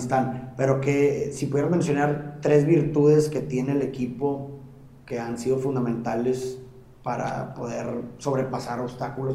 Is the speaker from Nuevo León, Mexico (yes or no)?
yes; Monterrey, Nuevo León, Mexico; yo como regio de aquí en Monterrey